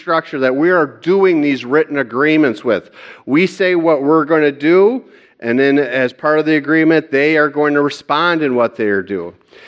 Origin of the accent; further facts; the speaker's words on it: Hudsonville, Michigan, United States; also born or lived in Kalamazoo, Michigan; I'm from Hudsonville, Michigan, and I'm a member of Cornerstone United Reformed Church there.